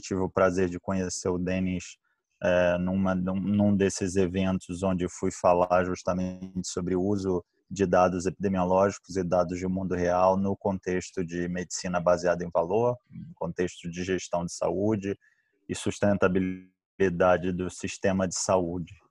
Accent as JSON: {"language": "Portuguese", "region": "Rio de Janeiro", "country": "Brazil", "also_born_or_lived": "São Paulo / Pittsburgh", "accent": "carioca", "said": "Meu sotaque não me deixa mentir, sou carioca"}